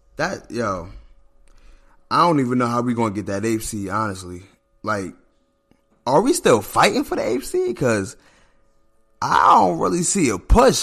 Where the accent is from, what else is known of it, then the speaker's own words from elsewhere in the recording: New Jersey, United States; I'm from New Jersey